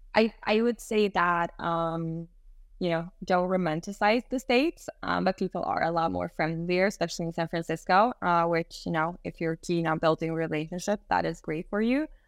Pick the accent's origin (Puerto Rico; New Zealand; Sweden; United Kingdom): Sweden; I was born and raised in Sweden and then have a different culture in the background